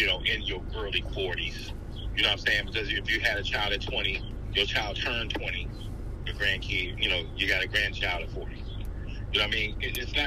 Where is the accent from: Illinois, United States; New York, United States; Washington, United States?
Illinois, United States; Chicago; I'm from the city, right? I'm from Chicago.